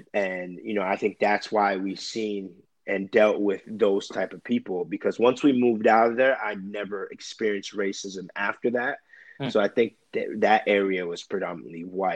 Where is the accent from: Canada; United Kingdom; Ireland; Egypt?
Canada; Brampton, Ontario; moved away; I grew up in Brampton, which is a city right outside of Toronto